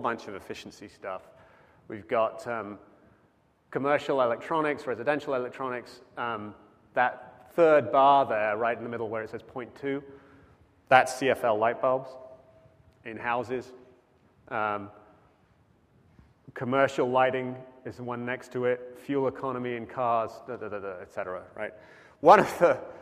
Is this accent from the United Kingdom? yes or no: yes; United Kingdom; now in United States; I am British, but I am a citizen